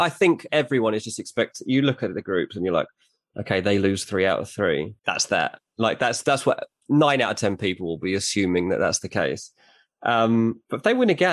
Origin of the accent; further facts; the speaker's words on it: England, United Kingdom; I'm English